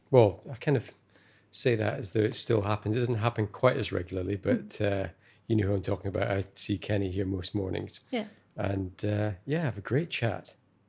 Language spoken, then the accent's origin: English; Scotland, United Kingdom; it's where I was born and brought up in Scotland, perhaps had that a long time ago, but I certainly haven't lived anywhere really in Scotland where you've got so much small independent businesses on a doorstep